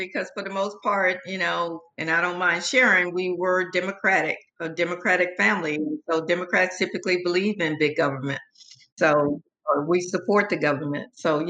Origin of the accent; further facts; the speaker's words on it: Pritchett, Alabama, United States; also born or lived in Mobile; now in San Antonio, United States; I was born in Mobile, Alabama, but lived in a small town right outside Mobile called Pritchett. Very, very small town. Most people haven't heard of it.